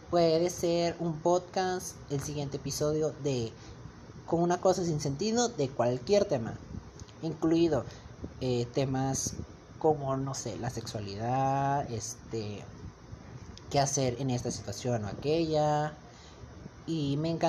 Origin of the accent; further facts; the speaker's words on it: Monterrey, Nuevo León, Mexico; tengo 17 años, eh, soy de México, en el estado de Nuevo León, ciudad de Monterrey.